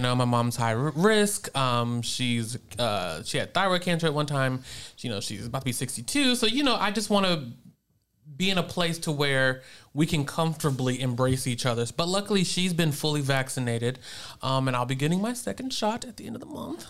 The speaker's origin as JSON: {"language": "English", "town": "Roanoke", "region": "Virginia", "country": "United States", "tie": "born or raised there", "also_born_or_lived": "Richmond, Virginia", "moved": "as an adult", "lives_now": "North Carolina, United States", "said": "I am originally from Roanoke, Virginia. That's my hometown"}